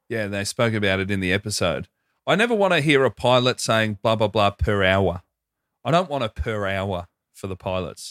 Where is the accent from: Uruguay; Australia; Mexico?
Australia; Hoppers Crossing, Victoria; near my place growing up in Hoppers